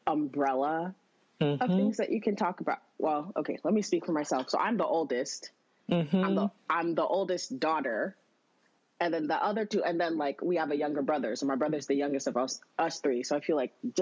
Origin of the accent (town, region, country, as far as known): Auburn, Washington, United States; born or raised there